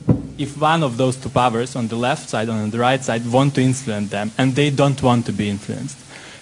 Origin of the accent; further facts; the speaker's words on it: Ukraine; moved away; I'm from Ukraine